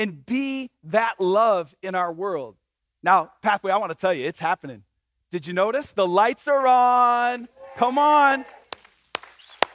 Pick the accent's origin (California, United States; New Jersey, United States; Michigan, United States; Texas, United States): Michigan, United States; I grew up in Michigan